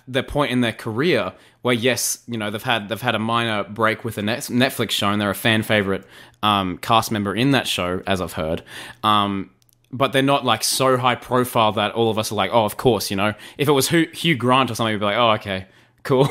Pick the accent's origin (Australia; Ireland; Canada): Australia; as an Aussie